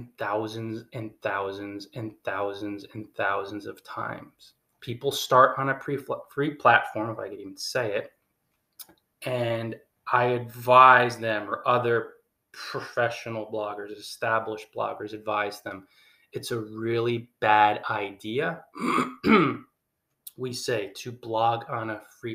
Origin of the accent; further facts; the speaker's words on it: New Jersey, United States; We're both from New Jersey